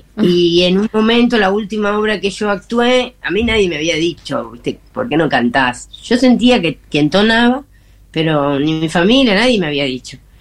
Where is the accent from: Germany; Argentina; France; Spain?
Argentina; Buenos Aires; moved away as an adult; now in Salta, Argentina; yo soy porteña